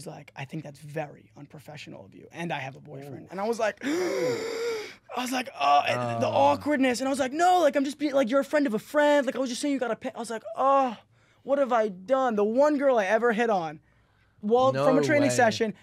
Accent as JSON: {"language": "English", "region": "New York", "country": "United States", "said": "I'm actually from New York."}